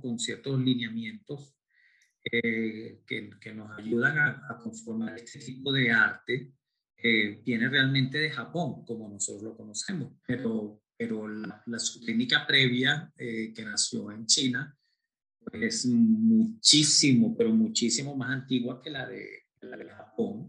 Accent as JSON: {"language": "Spanish", "country": "Venezuela", "tie": "born or raised there", "said": "yo soy latino nacido en Venezuela, pero de dos padres españoles"}